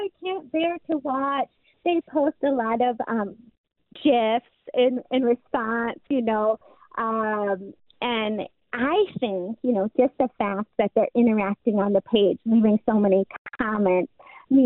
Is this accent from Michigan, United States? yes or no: yes; Michigan, United States; we're from Michigan